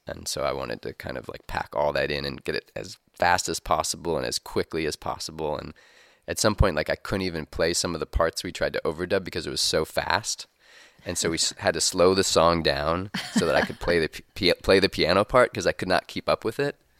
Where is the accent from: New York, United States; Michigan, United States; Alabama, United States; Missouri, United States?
Missouri, United States; we're kind of in the crossroads here in Missouri